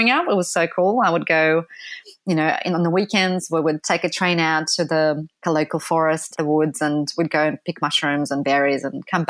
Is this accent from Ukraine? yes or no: yes; Ukraine; moved away; also born or lived in Poland / London; when I was growing up in Ukraine, which was early 1980s